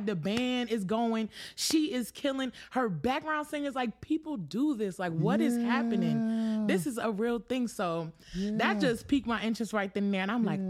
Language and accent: English; Wilson, North Carolina, United States; also born or lived in White Plains / Poughkeepsie; Raised a little bit halfway in Poughkeepsie, New York. Okay. And then I moved to Wilson in third grade. So, yeah, 252. If anybody asks, I'm from Wilson.